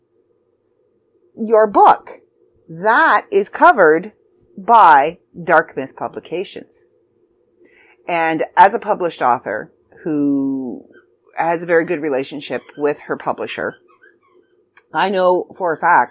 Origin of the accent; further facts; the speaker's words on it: Canada; I'm Canadian